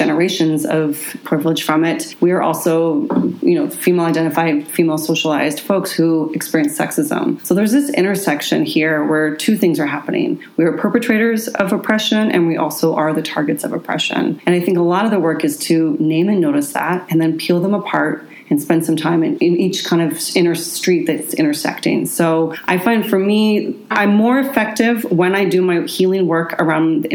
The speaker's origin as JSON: {"language": "English", "town": "Seattle", "region": "Washington", "country": "United States", "tie": "born or raised there", "said": "I grew up here. I grew up in Queen Anne and Ballard."}